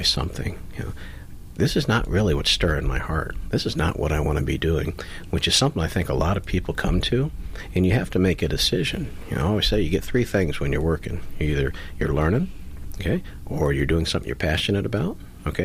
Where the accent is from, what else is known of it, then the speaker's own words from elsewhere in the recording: Florida, United States; also born or lived in Texas; I grew up here in Florida. So, growing up here, you had pulled pork everywhere